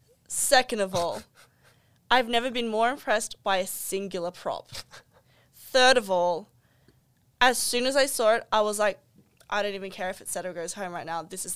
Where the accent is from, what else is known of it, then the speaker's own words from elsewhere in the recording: Australia; as an Australian